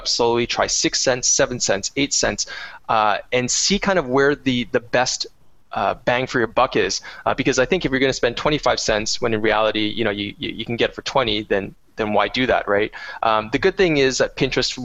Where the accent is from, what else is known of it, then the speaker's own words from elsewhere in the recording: Canada; I am a Canadian